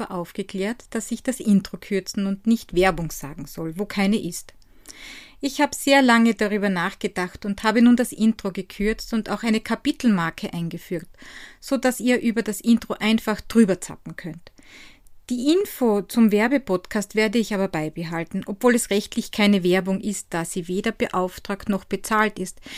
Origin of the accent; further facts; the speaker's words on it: Styria, Austria; von die Handwerkstätte aus meiner Heimat in der grünen Steiermark.